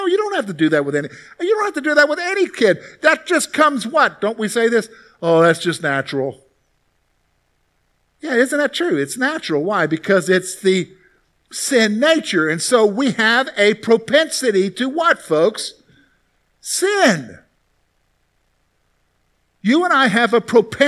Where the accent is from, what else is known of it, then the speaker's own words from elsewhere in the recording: the South, United States; moved away; also born or lived in Columbia, South Carolina; growing up in the South, you hear a lot about salvation because it's very much a Christian culture down there.